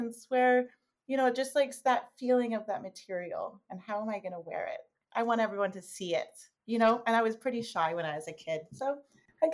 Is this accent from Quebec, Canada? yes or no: no; Toronto, Ontario, Canada; I was born and raised in Toronto